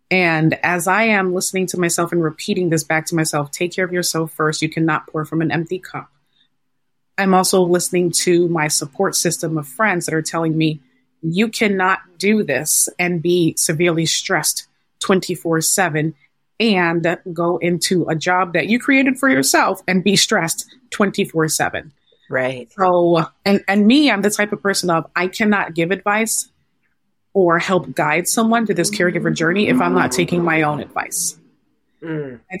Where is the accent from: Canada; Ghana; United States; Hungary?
Ghana; I am the only girl in my family. I'm Ghanaian, and my parents are like, what what do you mean you can't do this?